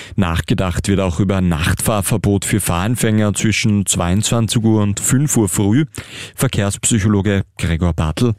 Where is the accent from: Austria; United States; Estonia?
Austria; bei uns in Österreich